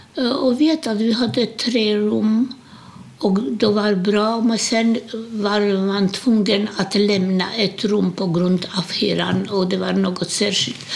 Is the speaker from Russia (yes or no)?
no; Łódź, Łódź Voivodeship, Poland; Swedish is a second language; moved away as an adult; now in Sweden; Jag är född i Polen, Ilotsk, Łódź heter den på polska.